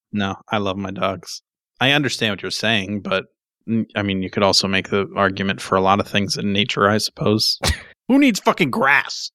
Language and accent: English; New Hampshire, United States; I'm from New Hampshire